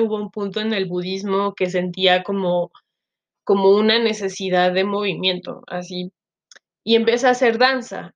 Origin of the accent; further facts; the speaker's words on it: Chiapas, Mexico; moved away as an adult; also born or lived in Guadalajara; now in Mexico City, Mexico; soy mexicana, Em, yo crecí en Chiapas con la familia de mi papá, soy chiapaneca de origen